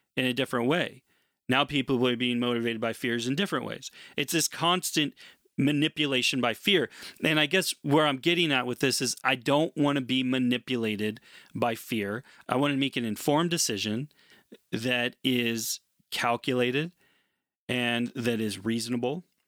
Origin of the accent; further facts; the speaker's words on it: United States; as an American